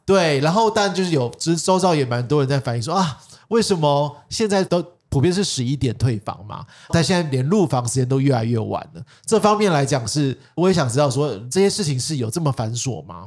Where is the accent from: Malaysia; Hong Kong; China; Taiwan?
Taiwan; Taipei; 像我们台北人